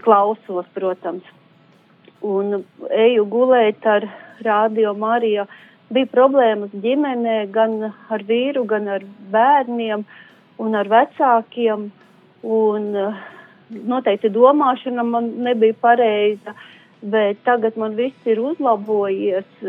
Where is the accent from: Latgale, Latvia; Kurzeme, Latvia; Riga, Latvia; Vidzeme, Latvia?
Kurzeme, Latvia; Ventspils; esam paši no Vēnspils.